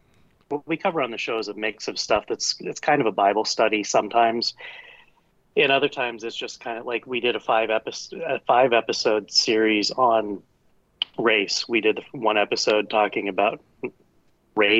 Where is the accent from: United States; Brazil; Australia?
United States; I'm American. Family's been here over 400 years.